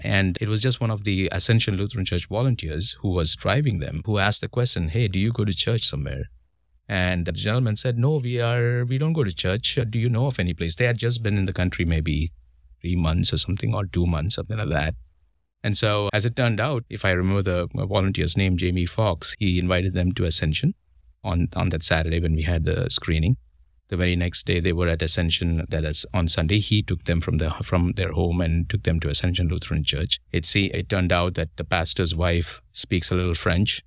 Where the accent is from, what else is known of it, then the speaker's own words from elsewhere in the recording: Mumbai, Maharashtra, India; moved away as an adult; now in United States; I come from India